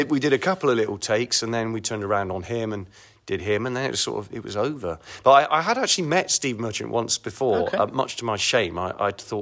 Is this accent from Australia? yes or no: no; Kingswood, South West England, United Kingdom; accent: Bristolian; I grew up in Kingswood, Warmley